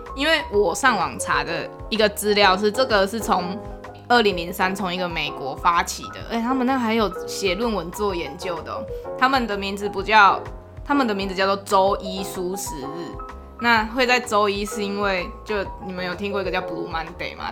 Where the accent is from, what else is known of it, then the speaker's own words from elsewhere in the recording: Tainan, Taiwan; 我是台南人，然后我家附近有一间就是台南最顶的高中